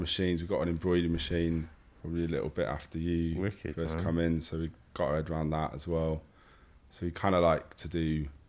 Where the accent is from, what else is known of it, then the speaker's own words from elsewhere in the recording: Liverpool, North West England, United Kingdom; born there; I was born in Liverpool.